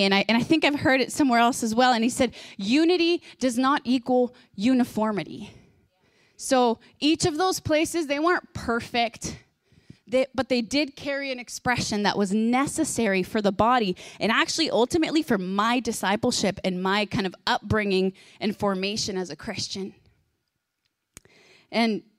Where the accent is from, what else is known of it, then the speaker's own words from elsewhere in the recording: Guatemala; I was born in Guatemala, and so I've gone to experience, like, lots of different expressions in the body and in the church.